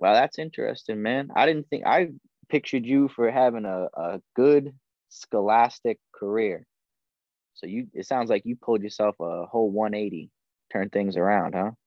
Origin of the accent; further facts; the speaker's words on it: New England, United States; moved away as an adult; also born or lived in Hawaii; I was born and raised in New England on the opposite side of the country.